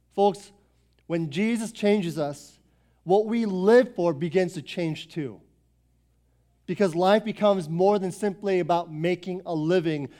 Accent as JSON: {"language": "English", "area": "Foster City", "region": "Northern Virginia", "country": "United States", "tie": "born or raised there", "said": "I was born and raised here in Northern Virginia. Grew up in Foster City since nineteen eighty-eight, okay? I lived here my whole life"}